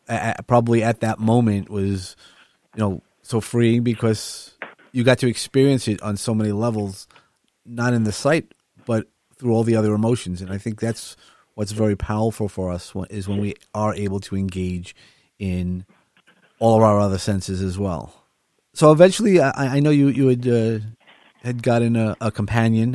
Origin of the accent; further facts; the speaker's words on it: New York City, New York, United States; now in Long Island, United States; I grew up in Brooklyn, so the sounds and the smells of the ocean are always prevalent